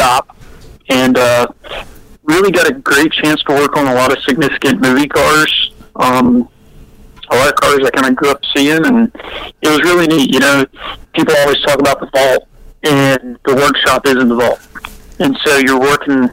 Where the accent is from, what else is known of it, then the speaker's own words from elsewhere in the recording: Rockingham, North Carolina, United States; I grew up near Rockingham, North Carolina, in that general area.